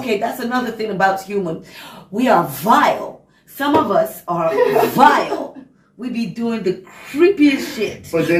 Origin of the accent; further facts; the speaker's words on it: United States; also born or lived in Hungary; I'm American.